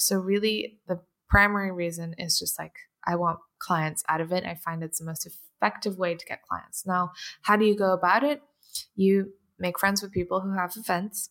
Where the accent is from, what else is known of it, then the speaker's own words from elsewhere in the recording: London, United Kingdom; also born or lived in Portugal; I grew up in London and I went to, uh, Saint Marylebone School for performing arts